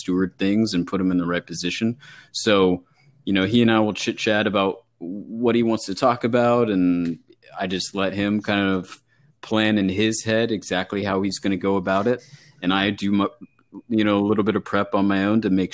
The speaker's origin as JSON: {"language": "English", "area": "Bay Area", "region": "California", "country": "United States", "tie": "born or raised there", "also_born_or_lived": "Los Angeles, California", "moved": "as an adult", "lives_now": "Connecticut, United States", "said": "growing up in the Bay Area in California"}